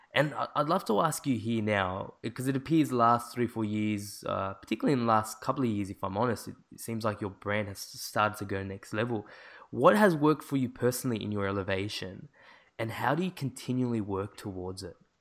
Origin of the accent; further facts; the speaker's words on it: Sydney, New South Wales, Australia; I'm from Sydney